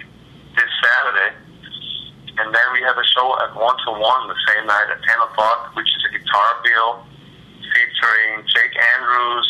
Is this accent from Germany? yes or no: no; Austria; now in Austin, United States; I'm from Austria